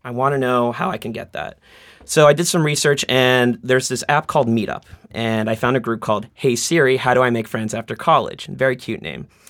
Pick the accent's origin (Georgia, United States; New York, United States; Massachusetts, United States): Massachusetts, United States; Boston; I'm from Boston, born and bred. I grew up in Roslindale